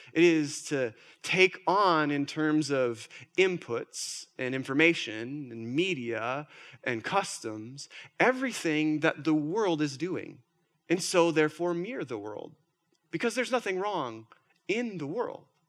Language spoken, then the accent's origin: English; Minnesota, United States; I'm from Minnesota.